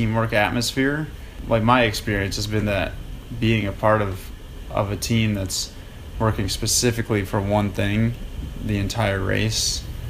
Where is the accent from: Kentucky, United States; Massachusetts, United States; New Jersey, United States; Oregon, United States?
Massachusetts, United States; Beverly; now in Southern California, United States; I grew up in Beverly, Massachusetts, and my whole family's still there